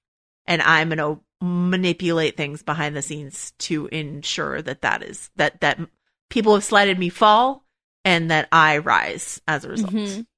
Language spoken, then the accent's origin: English; the South, United States; So I know, as a Southerner, you're not going to let me get away with any Southern slander.